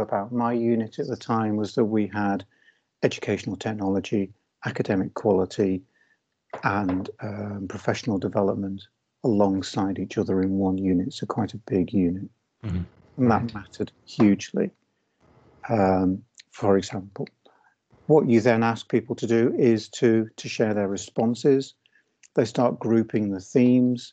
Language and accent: English; Liverpool, North West England, United Kingdom; I am from Liverpool. And I was, along with my brother, I was first in family to go to university.